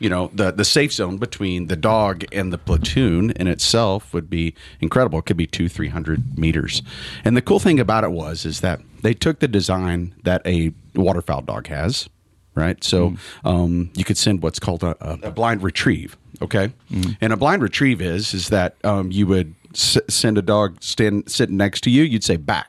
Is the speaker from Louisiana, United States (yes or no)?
no; Springfield, Missouri, United States; moved away as an adult; now in Moore County, North Carolina, United States; I'm from Springfield, Missouri